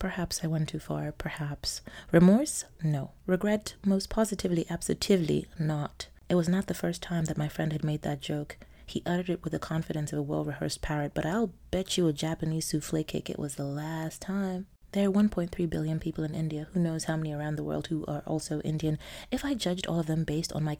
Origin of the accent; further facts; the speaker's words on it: Nigeria; I'm Nigerian